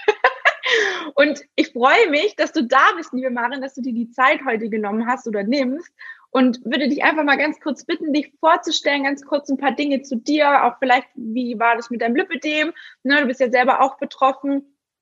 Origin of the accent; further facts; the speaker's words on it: Günzburg, Bavaria, Germany; Ich bin ja auch aus dem Schwabenländle, ne? also ich bin ja in Günzburg geboren